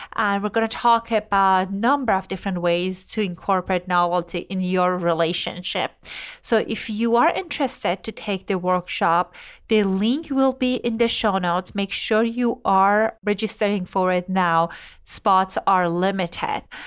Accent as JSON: {"language": "English", "country": "Iran", "tie": "born or raised there", "moved": "yes", "said": "I grew up in Iran during religious kind of like government governing and all"}